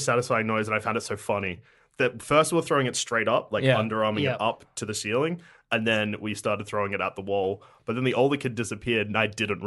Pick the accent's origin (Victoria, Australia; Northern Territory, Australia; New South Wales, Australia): Victoria, Australia; Sunbury; I grew up in Sunbury, which isn't a country town